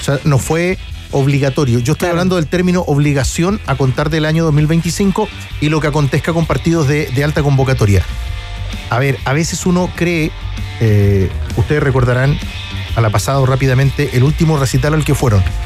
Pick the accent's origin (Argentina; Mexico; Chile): Chile; yo digo como chileno, que ya tengo mis años